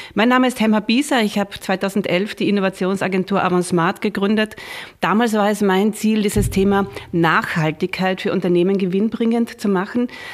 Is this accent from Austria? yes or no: yes; Austria; bei uns in Österreich